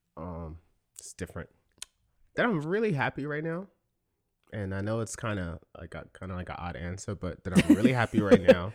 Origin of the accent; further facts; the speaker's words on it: New York City, New York, United States; we're both from the Bronx